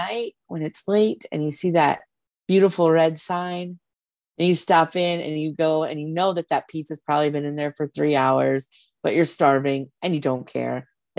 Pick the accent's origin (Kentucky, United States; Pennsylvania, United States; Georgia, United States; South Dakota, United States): South Dakota, United States; now in Omaha, United States; I live in Omaha and I grew up in South Dakota and I've had Casey's pizza my whole life.